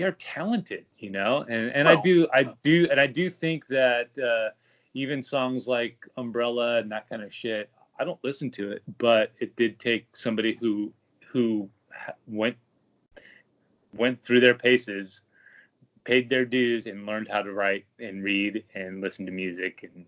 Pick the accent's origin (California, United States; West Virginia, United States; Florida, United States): California, United States; Long Beach; I grew up in Long Beach